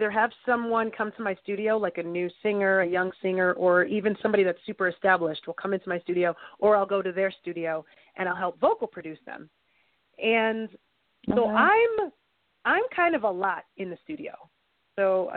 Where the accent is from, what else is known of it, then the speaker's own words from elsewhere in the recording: New York, United States; I'm from New York